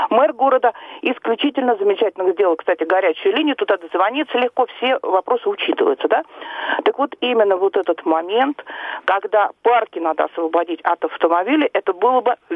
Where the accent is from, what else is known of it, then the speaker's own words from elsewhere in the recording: Moscow, Russia; А вы знаете, я коренная москвичка.